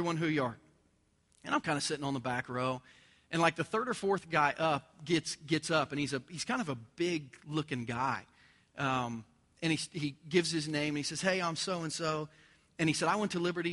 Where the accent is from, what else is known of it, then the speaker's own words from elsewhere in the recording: Southern Ohio, United States; moved away as an adult; also born or lived in Virginia; now in Lee's Summit, United States; I grew up in Southern Ohio